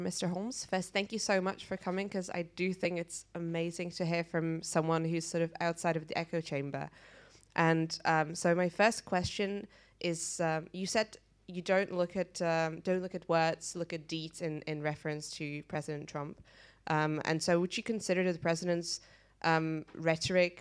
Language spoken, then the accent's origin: English; Czechia; I'm from Czech Republic and I'm from Sciences Po